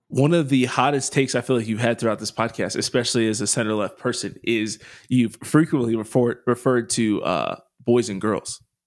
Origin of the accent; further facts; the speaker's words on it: United States; me as an American